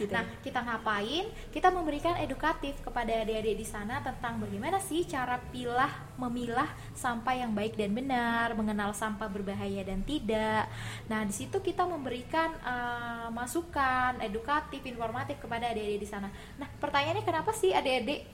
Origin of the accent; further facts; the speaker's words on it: Kalimantan, Indonesia; now in Malang, Indonesia; saya berasal dari Pulau Kalimantan